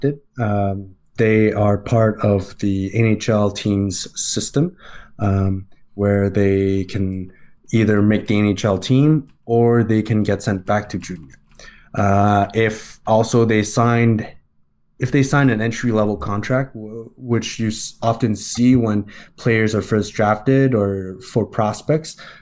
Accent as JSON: {"language": "English", "town": "Montreal", "region": "Quebec", "country": "Canada", "tie": "born or raised there", "said": "I'm from Montreal. I was born and raised there."}